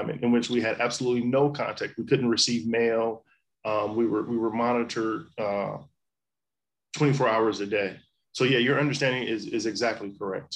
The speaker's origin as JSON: {"language": "English", "town": "Inglewood", "region": "California", "country": "United States", "tie": "born or raised there", "also_born_or_lived": "Detroit", "moved": "yes", "said": "I was born and raised in California, in Inglewood, California, to be exact"}